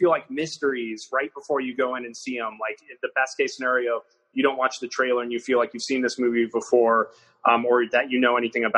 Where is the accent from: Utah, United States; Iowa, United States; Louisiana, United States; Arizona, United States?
Iowa, United States; we have known each other since we were 11 years old, and we grew up in Iowa together